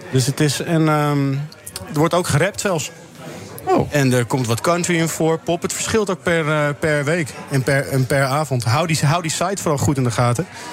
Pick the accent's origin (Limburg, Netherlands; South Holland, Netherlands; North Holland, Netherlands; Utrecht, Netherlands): North Holland, Netherlands; Amsterdam; ik kom zelf uit Amsterdam, de, de, pijp.